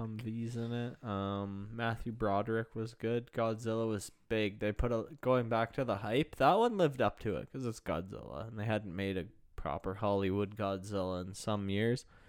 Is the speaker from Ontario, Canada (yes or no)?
yes; Pickering, Ontario, Canada; the old one in Pickering, my hometown